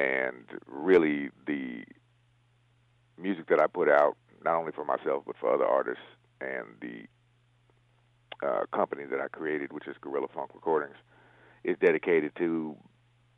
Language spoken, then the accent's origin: English; San Francisco, California, United States; also born or lived in Oakland / Davis; grew up and born and raised in San Francisco